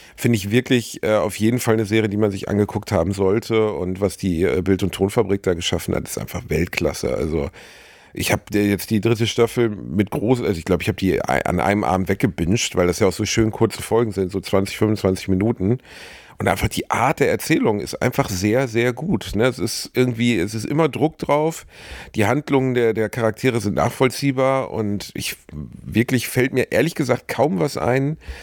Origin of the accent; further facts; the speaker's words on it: Gelsenkirchen, North Rhine-Westphalia, Germany; in meiner Heimatstadt Rothausen